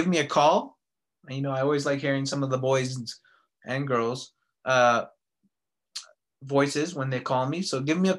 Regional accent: Vancouver, British Columbia, Canada; now in Calgary, Canada; Vancouver is my hometown.

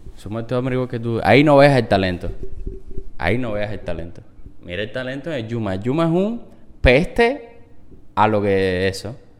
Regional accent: Cuba; los cubano cubanos tenemos que, que, ayudarnos muchísimo más

